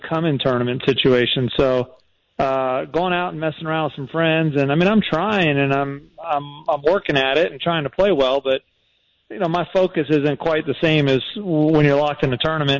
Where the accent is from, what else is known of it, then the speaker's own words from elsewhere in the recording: Lancaster, Pennsylvania, United States; moved away as an adult; now in Jacksonville, United States; I was born and raised in Pennsylvania and spent a lot of time in Lancaster